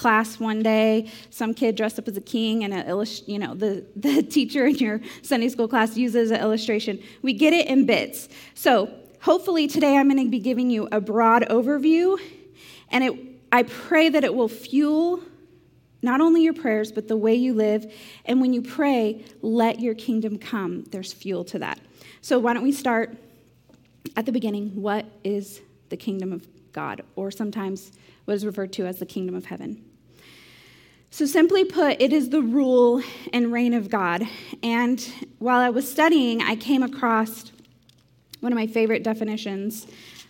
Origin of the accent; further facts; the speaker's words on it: United States; as an American